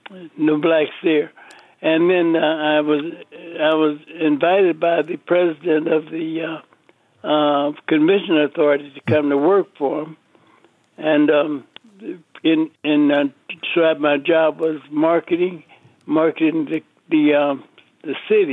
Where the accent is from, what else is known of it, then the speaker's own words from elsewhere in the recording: Las Vegas, Nevada, United States; also born or lived in Marshall, Texas; Well, I've been in Las Vegas all my life. I got here when I was a year old from Marshall, Texas.